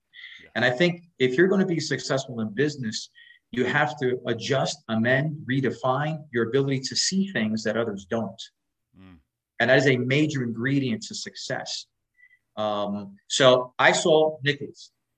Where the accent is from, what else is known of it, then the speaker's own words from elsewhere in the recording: New York City, New York, United States; We were raised in Spanish Harlem, a place called El Barrio in New York City